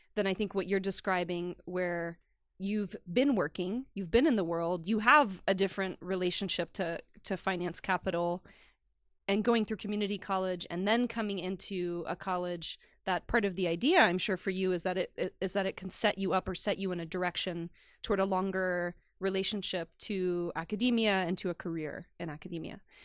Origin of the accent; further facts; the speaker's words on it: the South, United States; moved away; also born or lived in Long Island, New York; I grew up in the South